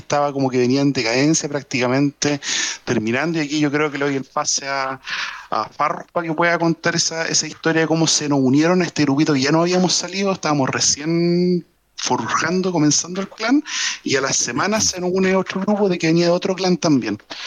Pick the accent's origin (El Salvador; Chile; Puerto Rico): Chile; Yo soy marino, soy marino chileno